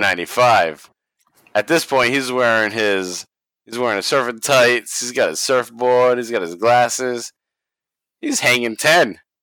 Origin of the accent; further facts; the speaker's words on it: Northeast, United States; We're from the Northeast, and we had a local promotion called Yankee Pro Wrestling